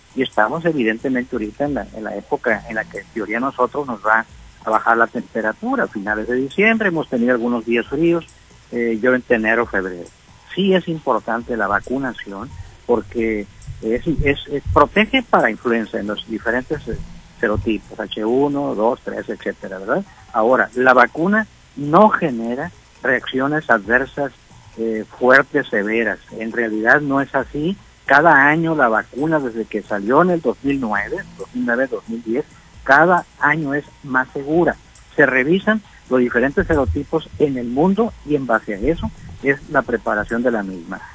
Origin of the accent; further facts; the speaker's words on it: Sinaloa, Mexico; como somos todos los sinaloenses